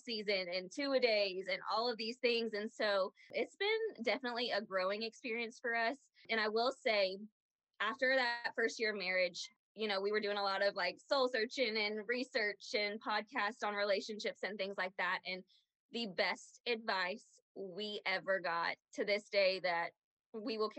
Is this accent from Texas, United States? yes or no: yes; Aledo, Texas, United States; we grew up in Aledo.